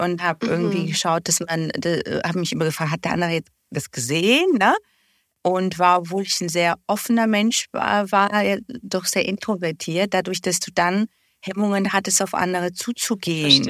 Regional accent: Bulgaria; now in Germany; Ich komme ja ursprünglich aus Bulgarien, also war auch die äh, Zahnversorgung dort jetzt nicht auf dem Niveau wie hier in Deutschland

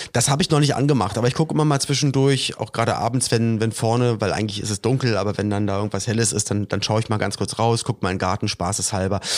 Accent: Germany; bei uns in Deutschland

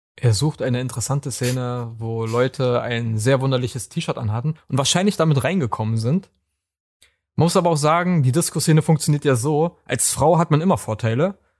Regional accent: Berlin, Germany; bei uns in Berlin

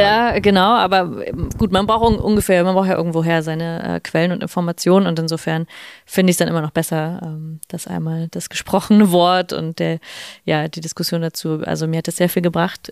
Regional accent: Germany; als Deutsche Linke

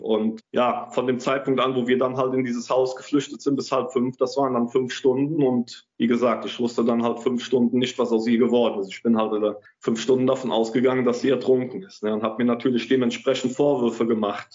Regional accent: Bad Neuenahr-Ahrweiler, Rhineland-Palatinate, Germany; ich bin in Bad Neuenahr-Ahrweiler geboren, also im Krankenhaus, habe dann mein Heimatort ist Heimersheim, auch an der A gelegen

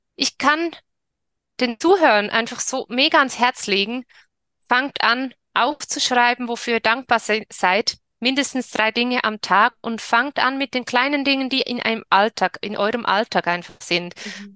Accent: Switzerland; ich bin in der Schweiz geboren und lebe in der Schweiz

